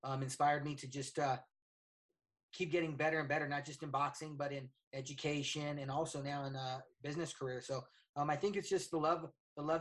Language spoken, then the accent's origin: English; Colorado, United States; I was born and raised here in Colorado